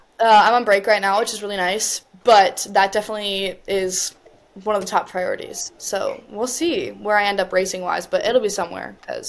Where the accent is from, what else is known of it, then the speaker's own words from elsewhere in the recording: United States; Being an American